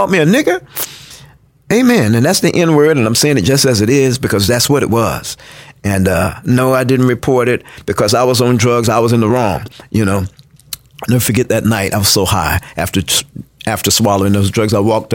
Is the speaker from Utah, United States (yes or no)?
no; Tallahassee, Florida, United States; I'm from Tallahassee. A product of a pastor here, prominent pastor here in Tallahassee.